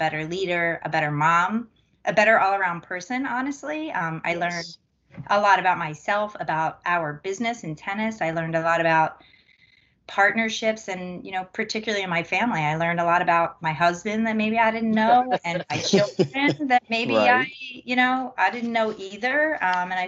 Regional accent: Philadelphia, Pennsylvania, United States; I'm from Philadelphia

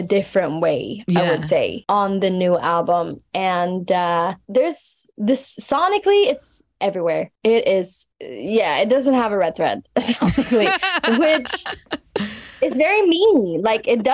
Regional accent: Stockholm, Stockholm County, Sweden; my hometown

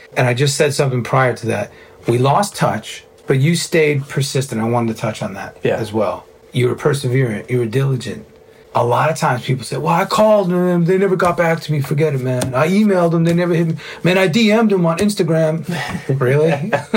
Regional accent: New York, United States; moved away; also born or lived in South Florida; Being a New Yorker, a Cuban Italian New Yorker

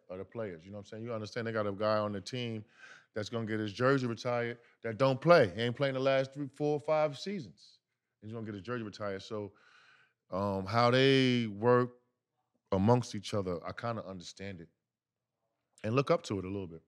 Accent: New York, United States; I'm from New York

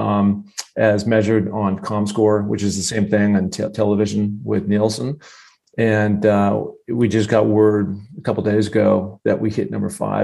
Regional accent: Seattle, Washington, United States; growing up in Seattle

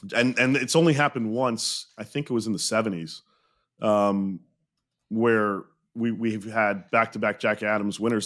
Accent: Montreal, Quebec, Canada; I grew up in Montreal, was born there

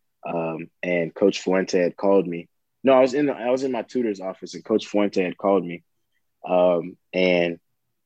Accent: South Florida, United States; moved away; I'm coming from South Florida

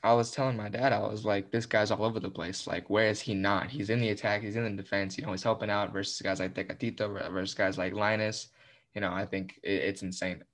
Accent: United States; I'm American, but I'm Mexican-American. I gr, I was born here, but I can play for Mexico

